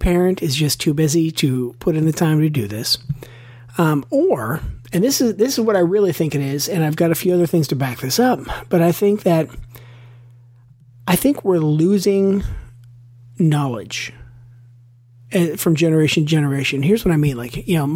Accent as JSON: {"language": "English", "region": "Western Pennsylvania", "country": "United States", "tie": "born or raised there", "also_born_or_lived": "Pittsburgh", "said": "Chris and I grew up in Western Pennsylvania"}